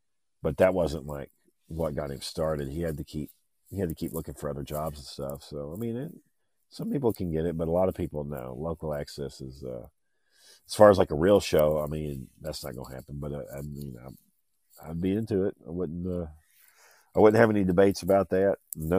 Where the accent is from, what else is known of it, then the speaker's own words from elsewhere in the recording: Texas, United States; I am from Texas, where this podcast is coming out of Fort Worth. I've lived in Texas my whole life.